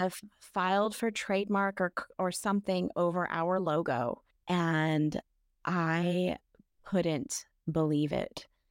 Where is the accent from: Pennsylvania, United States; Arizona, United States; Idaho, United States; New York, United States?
Idaho, United States; North; moved away; also born or lived in Washington State; I had come from Washington State. I'm from North Idaho, kind of the land of crunchiness